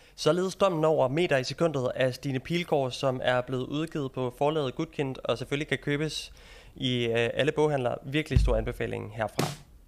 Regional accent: Jutland, Denmark; moved away as an adult; now in London, United Kingdom; nu er jeg jo fra Jylland

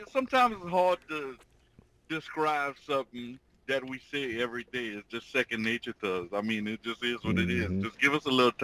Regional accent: Louisiana Creole, United States; just call us Creole

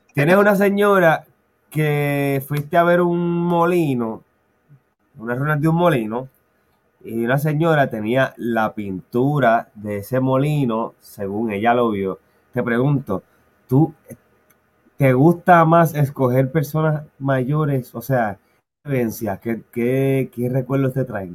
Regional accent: Puerto Rico; nosotros como puertorriqueños

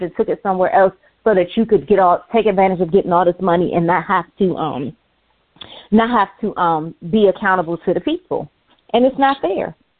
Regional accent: United States; me as an American

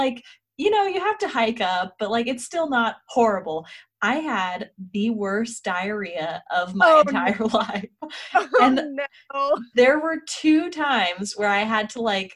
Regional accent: Colorado, United States; now in Salt Lake City, United States; I grew up in Colorado as well, which was even a little bit higher than here in Salt Lake

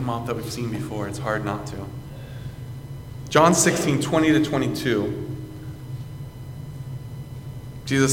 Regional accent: South Carolina, United States; moved away; I came up from South Carolina one summer to work and to counsel

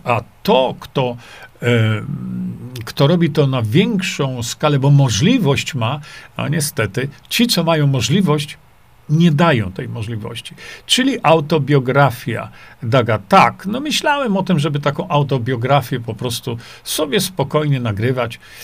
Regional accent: Świdnik, Lublin Voivodeship, Poland; Tam się wychowałem

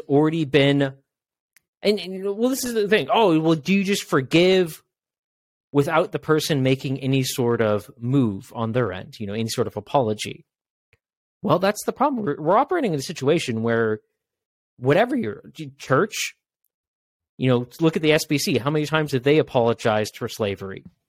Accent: Washington, United States; I'm from Washington State

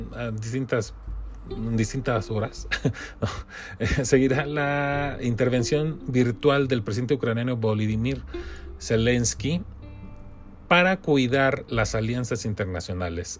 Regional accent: Mexico; como mexicanos

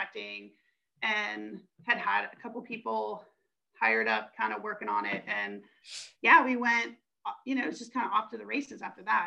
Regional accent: Western Pennsylvania, United States; moved away; I grew up in Western Pennsylvania.

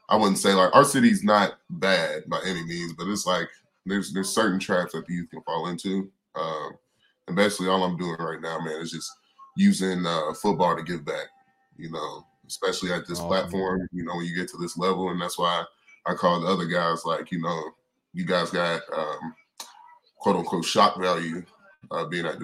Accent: Owensboro, Kentucky, United States; my hometown. Like I'm born and raised, stayed there until I was about four in Owensboro

